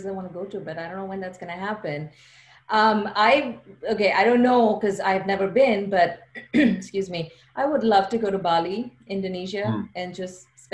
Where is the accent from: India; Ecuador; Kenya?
India; moved away as an adult; also born or lived in China; now in United States; So I'm from India. I grew up in India. I came to the US for graduate school, but I grew up in India.